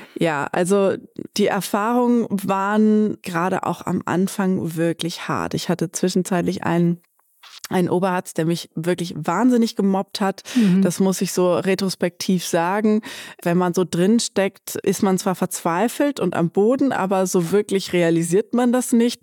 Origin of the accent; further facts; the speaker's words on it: Bad Pyrmont, Lower Saxony, Germany; ich bin hier in Bad Pyrmont zur Schule gegangen